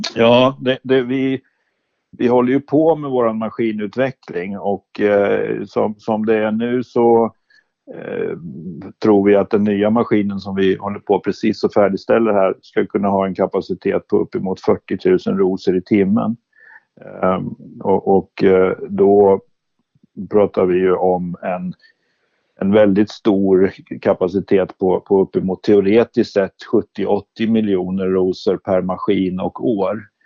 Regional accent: Sörmland, Södermanland, Sweden; Jag är lantbrukarson från Sörmland

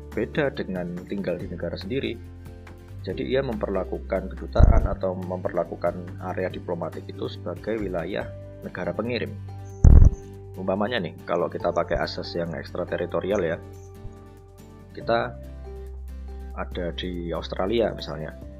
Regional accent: Java, Indonesia; kita orang Jawa

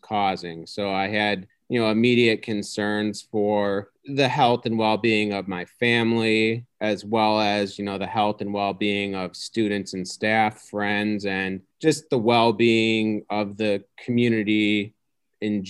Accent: Homewood, Illinois, United States; born and raised in the Chicago suburbs. I grew up in a town called Homewood. So I've basically been in Illinois my whole life.

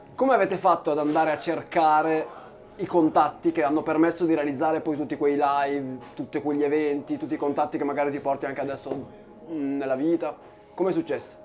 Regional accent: Reggio Emilia, Emilia-Romagna, Italy; nella nostra cara Emilia, nella nostra cara Reggio Emilia

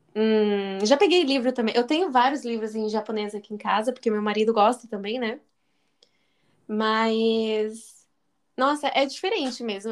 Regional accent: Paraná, Brazil; now in Japan; eu sou do Paraná

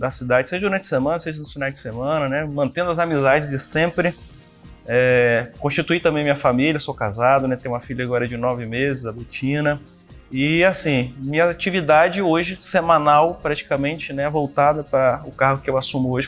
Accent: Viana, Espírito Santo, Brazil; eu nasci em Viana, né? Fui criado aqui, minha família toda é da cidade, minha família constituiu né, comércio aqui na cidade, família de comerciantes. Né? Hoje todos vivem aqui na cidade de Viana, inclusive eu

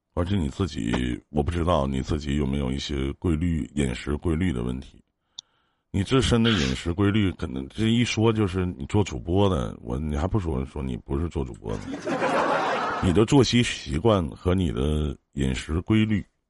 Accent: Northeast China, China; 我们东北这边

